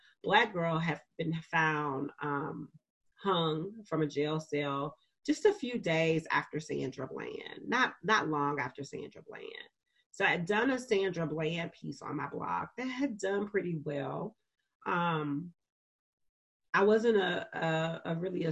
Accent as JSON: {"language": "English", "town": "Birmingham", "region": "Alabama", "country": "United States", "tie": "born or raised there", "said": "in Birmingham, Alabama, which is where I'm from, which is my hometown"}